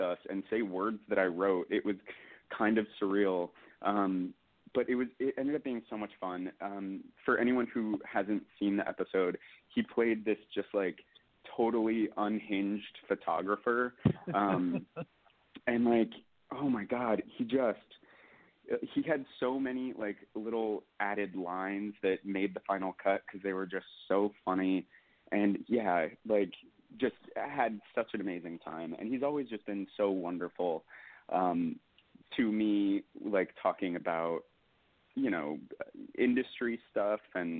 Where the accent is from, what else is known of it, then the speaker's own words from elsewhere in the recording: Albany, Oregon, United States; also born or lived in Portland, Oregon; now in New York, United States; I'm from like a tiny little town, Albany, Oregon.